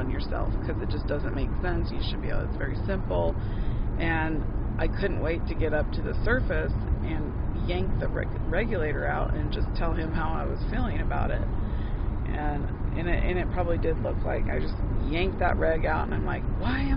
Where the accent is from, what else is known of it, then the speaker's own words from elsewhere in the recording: Boise, Idaho, United States; I didn't grow up in a in a big city and I grew up in Boise